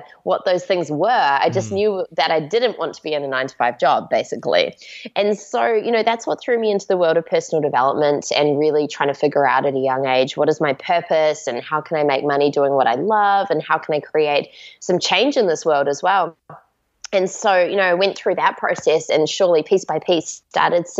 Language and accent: English; Auckland, New Zealand; I grew up in Auckland, New Zealand